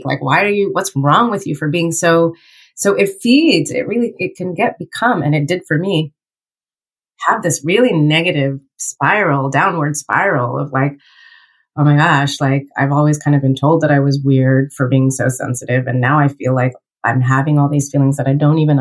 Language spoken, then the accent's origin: English; Colorado, United States; moved away as an adult; also born or lived in New York City; I grew up in Colorado